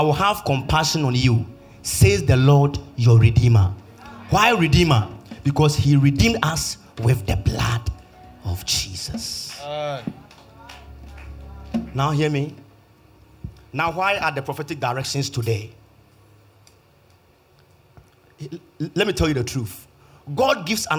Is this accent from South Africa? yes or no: no; Kumasi, Ashanti, Ghana; I'm from Kumasi